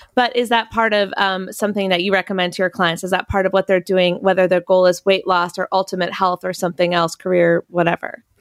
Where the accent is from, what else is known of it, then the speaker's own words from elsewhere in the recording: North Carolina, United States; I'm from North Carolina.